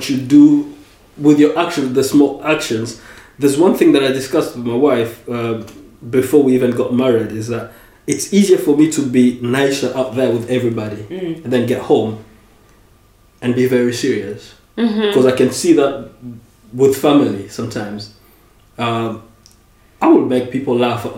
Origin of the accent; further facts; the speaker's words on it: DR Congo; English is a second language; also born or lived in United States; now in Paris, France; growing up in the Congo